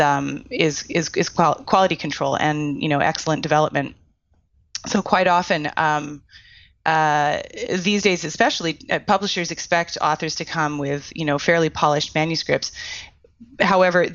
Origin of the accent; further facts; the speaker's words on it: Canada; I'm Canadian.